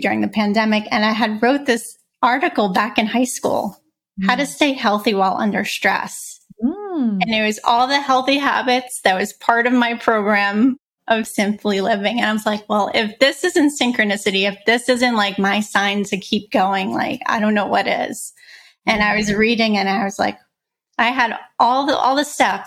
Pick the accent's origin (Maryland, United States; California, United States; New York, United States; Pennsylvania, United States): New York, United States; New York City; I grew up in Brooklyn.